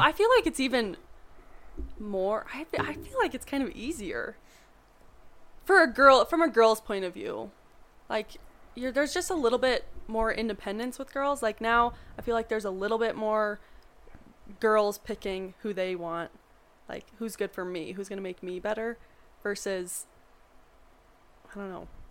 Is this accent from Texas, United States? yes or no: no; Montana, United States; now in Colorado, United States; I'm from Montana, so most guys drive trucks